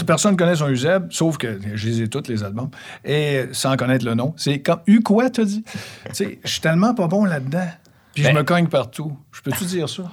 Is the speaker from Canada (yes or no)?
yes; Quebec City, Quebec, Canada; now in Saint-Bruno, Canada; Juste l'autre bord du PEPS de l'Université Laval, sur le chemin Sainte-Foy